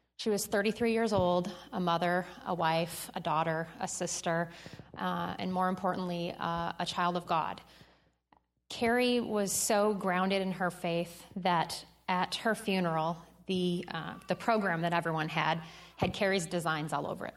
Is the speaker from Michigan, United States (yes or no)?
yes; Michigan, United States; moved away as an adult; I grew up in Michigan